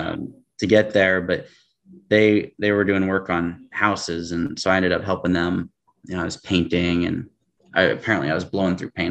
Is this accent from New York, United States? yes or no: no; Tacoma, Washington, United States; born and raised in Tacoma, which is just south of Seattle